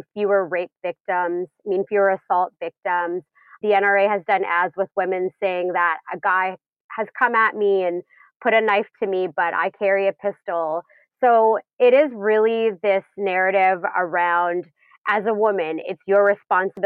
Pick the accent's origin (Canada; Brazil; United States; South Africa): Canada; I'm Canadian and here we're not allowed to carry for self-defense